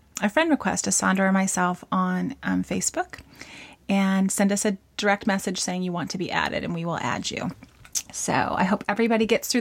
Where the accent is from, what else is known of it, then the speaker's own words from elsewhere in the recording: Southern California, United States; I am from Southern California